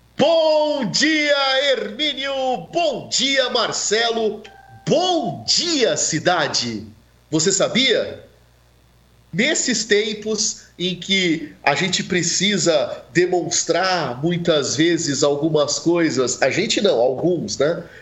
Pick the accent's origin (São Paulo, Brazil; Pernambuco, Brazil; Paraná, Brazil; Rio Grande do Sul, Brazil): São Paulo, Brazil; Santos; Eu sou nascido em Santos